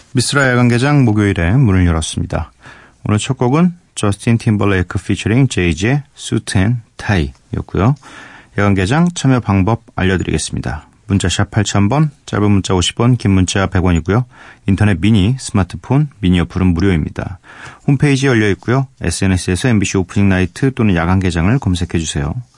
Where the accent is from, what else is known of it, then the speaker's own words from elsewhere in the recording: Seoul, South Korea; also born or lived in Geumdang-do (Geogeumdo), Goheung, South Jeolla; 거기가 이제 제 고향 뭐 그렇다고 제가 거기서 뭐 흙 먹고 막 자라고 이러진 않았습니다. 전 태어나서 태어나서 뭐 이렇게 아무것도 모를 때 올라왔어요 서울로 거의 거의 대부분 서울 사람인데